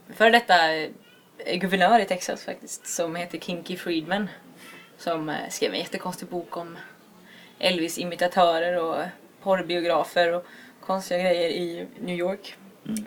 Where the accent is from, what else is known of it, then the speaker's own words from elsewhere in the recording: Alingsås, Västra Götaland, Sweden; also born or lived in Gothenburg; now in Jönköping, Sweden; jag är från Alingsås från början men jag har bott i Göteborg och nu bor jag i Jönköping